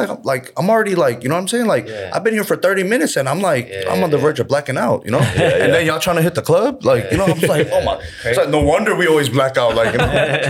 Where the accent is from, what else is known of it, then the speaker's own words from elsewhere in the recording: California, United States; moved away as an adult; now in Seoul, South Korea; So basically, I was born here in Seoul. And I went to the States, California, when I was 3.